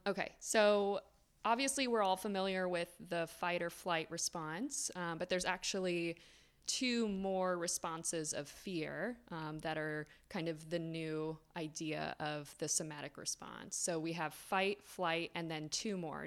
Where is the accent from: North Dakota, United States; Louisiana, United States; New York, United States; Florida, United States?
Florida, United States; South; I grew up in South Florida